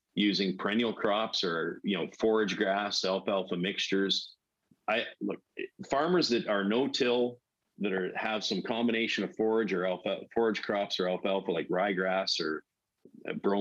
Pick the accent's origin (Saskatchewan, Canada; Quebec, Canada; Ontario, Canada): Saskatchewan, Canada; Weldon; moved away as an adult; I grew up in Weldon, Saskatchewan, near Prince Albert, Saskatchewan